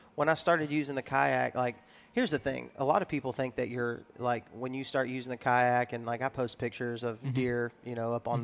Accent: West Texas, United States; I was raised in West Texas

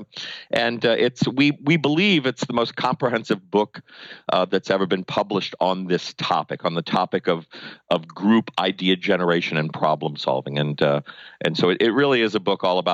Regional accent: New Orleans, Louisiana, United States; moved away as an adult; also born or lived in New York City; I have a master's degree in voice from Tulane and in New Orleans, my hometown

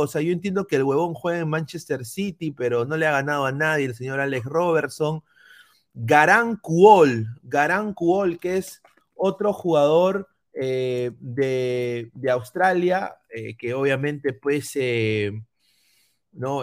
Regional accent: Peru; now in United States; como peruano

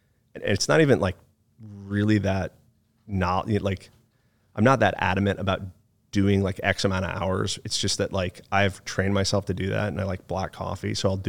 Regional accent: Monroe, Connecticut, United States; also born or lived in Chicago / Phoenix; but I was born in Chicago, moved to Phoenix, Arizona from the time I was 2 to the time I was 10. And then I lived in a town called Monroe, Connecticut from the time I was 10 to 18.

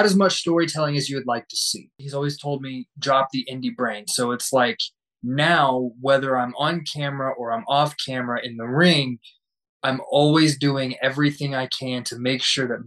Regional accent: Amarillo, Texas, United States; my hometown of Amarillo, Texas

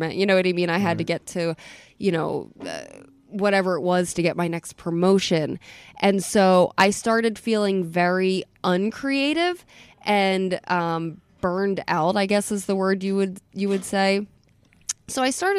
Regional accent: Atlantic City, New Jersey, United States; also born or lived in Munich; now in Philadelphia, United States; I'm from Atlantic City. I grew up in Atlantic City

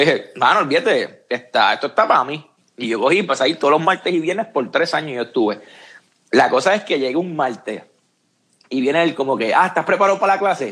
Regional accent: Puerto Rico; moved away as an adult; now in San Antonio, United States

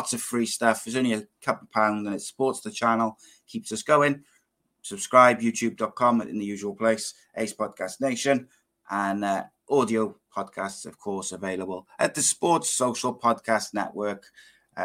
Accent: Welsh, Wales, United Kingdom; as a Welshman

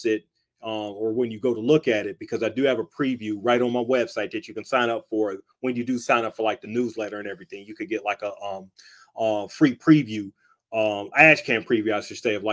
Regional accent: Cleveland, Ohio, United States; I'm from Cleveland, Ohio

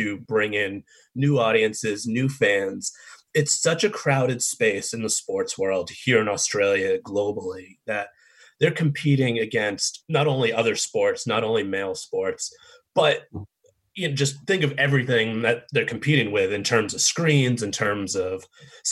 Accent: Boston, Massachusetts, United States; born and raised in Boston, diehard Boston

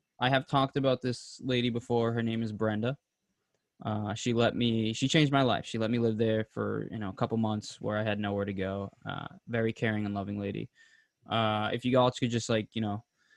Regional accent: Pembroke, Massachusetts, United States; my hometown of Pembroke

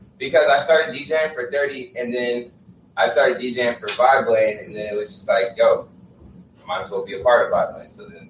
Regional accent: California, United States; moved away; I'm from California

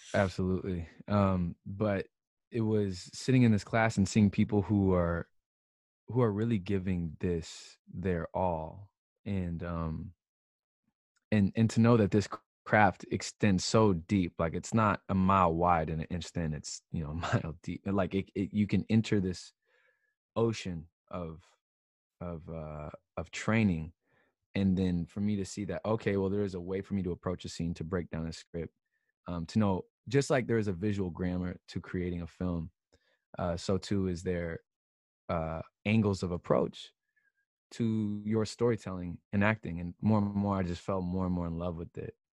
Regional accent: Seattle, Washington, United States; moved away as an adult; also born or lived in Philadelphia; now in Los Angeles, United States; so I'm from Seattle, and I went to Philadelphia to Temple University to study film.

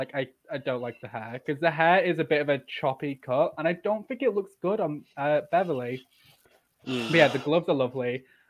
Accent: York, Yorkshire and the Humber, United Kingdom; I'm from York.

